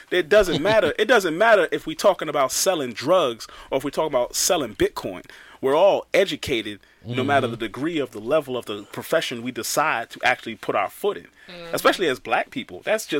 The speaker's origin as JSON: {"language": "English", "region": "New York", "country": "United States", "said": "I'm from New York."}